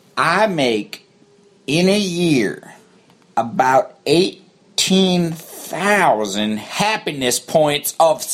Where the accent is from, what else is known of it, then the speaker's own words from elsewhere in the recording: Texas, United States; So I did, because I'm from Texas. That's what we do.